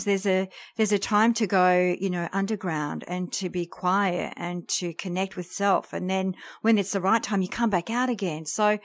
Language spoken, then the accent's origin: English; France; English is a second language; now in Australia; we came to Australia from France, so I'm French, and my parents worked really hard.